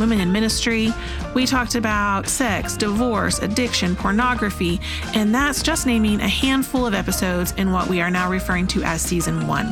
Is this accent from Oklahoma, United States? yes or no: yes; Oklahoma, United States; I'm from Oklahoma